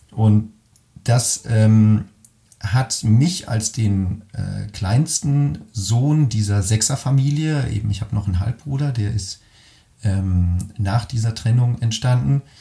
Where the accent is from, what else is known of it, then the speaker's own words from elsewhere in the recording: Caldes d'Estrac, Catalonia, Spain; zwischen dem 10. und dem 23. Lebensjahr habe ich eben dort gelebt und bin dort aufgewachsen in der Nähe von Barcelona in einem wunderschönen kleinen Örtchen namens Caldetas, direkt am Strand.